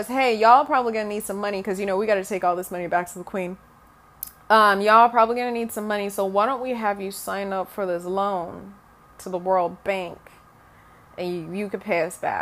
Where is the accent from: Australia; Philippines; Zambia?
Zambia; first language Bemba; English is a second language; now in United States; When I was growing up, you normally grew up, like, trilingual. So we were colonized by the British. So once again, I knew English, my native language, which was Bemba